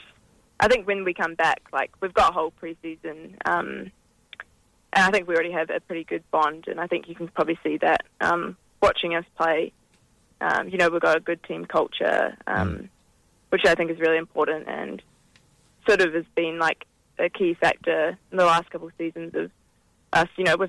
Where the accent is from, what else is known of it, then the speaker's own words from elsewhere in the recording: New Zealand; now in Perth, Australia; Yeah, well, so obviously I'm Kiwi. I've been playing for Perth for the last three seasons.